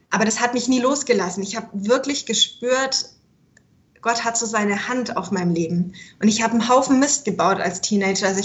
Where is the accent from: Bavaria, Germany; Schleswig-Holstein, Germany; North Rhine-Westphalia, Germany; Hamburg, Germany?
Bavaria, Germany; Also ich bin Deutsche. Ich bin in Würz oder bei Würzburg geboren und ähm, dann später in Oberfranken aufgewachsen.